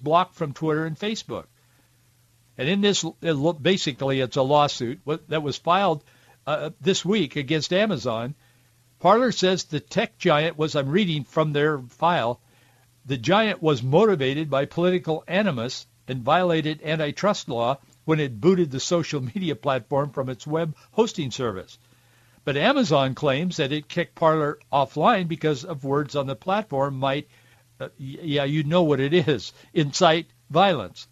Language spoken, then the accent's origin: English; Yakima Valley, Washington, United States; growing up in the Yakima Valley